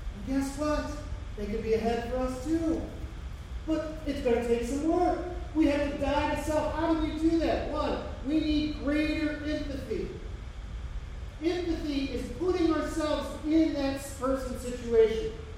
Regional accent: Hamilton, Ohio, United States; I grew up in Hamilton

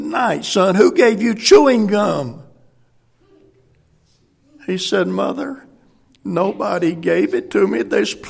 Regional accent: South Carolina, United States; moved away as an adult; also born or lived in Sahara, Africa; we grew up in South Carolina

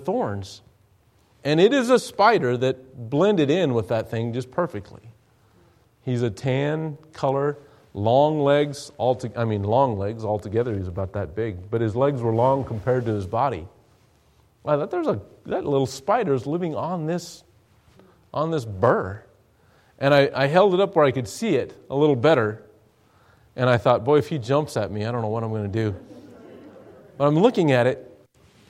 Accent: Douglas, Wyoming, United States; my hometown. The great big town of Douglas, Wyoming, 6,000 people in the middle of nowhere

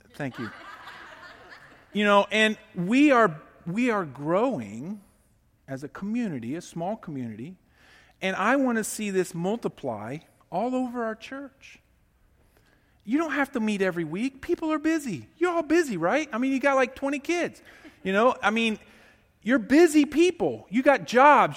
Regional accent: United States

